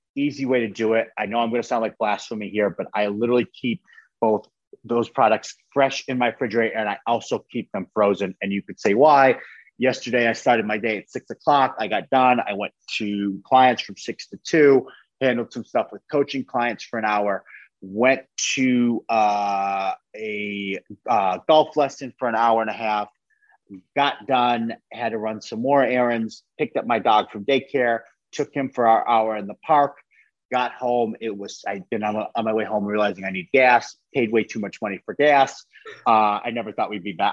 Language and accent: English; a small town outside of Buffalo, New York, United States; I'm from Buffalo, New York. I'm from like a, a small town outside of Buffalo, New York.